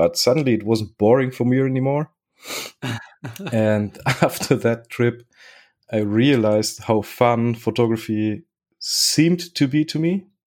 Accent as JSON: {"language": "English", "country": "Germany", "also_born_or_lived": "Spain / Chile", "said": "And I was born in Spain, lived five years in Spain. Then I moved to Germany, where I lived five years. Then I moved to Chile, where I lived five years. And then back to Germany, where I've been spending my life up to now."}